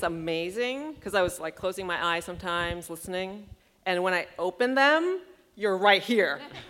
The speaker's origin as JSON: {"language": "English", "country": "Thailand", "tie": "born or raised there", "moved": "yes", "lives_now": "Columbus, United States", "said": "And I grew up in Thailand."}